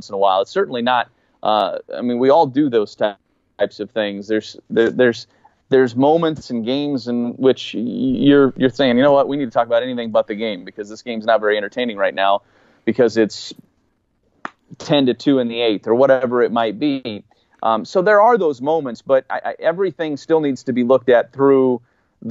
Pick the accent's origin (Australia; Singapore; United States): United States; Hastings, Iowa; moved away as an adult; also born or lived in Lincoln, Nebraska; We had both grown up pretty close. My wife's from Sioux City, Iowa. I was from Hastings, Iowa.